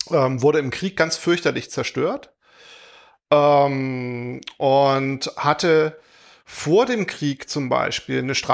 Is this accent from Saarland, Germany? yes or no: no; Heilbronn, Baden-Württemberg, Germany; Ich komme aus Heilbronn ursprünglich, äh, nicht so weit mhm. weg von, wo äh, der Wolfgang heute wohnt.